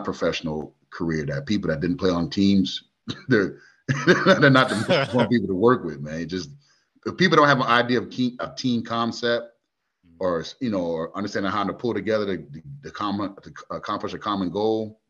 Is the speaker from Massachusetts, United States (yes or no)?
yes; Springfield, Massachusetts, United States; also born or lived in Maryland, D.C. area; now in Montgomery, United States; I was born in Massachusetts, in the birthplace of basketball, Springfield, Mass